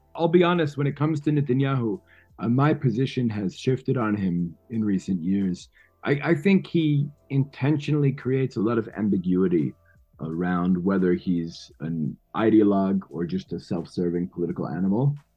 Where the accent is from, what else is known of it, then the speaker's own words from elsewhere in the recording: New York City, New York, United States; now in Israel; I'm born and raised in New York City, mostly with Irish and Albanian kids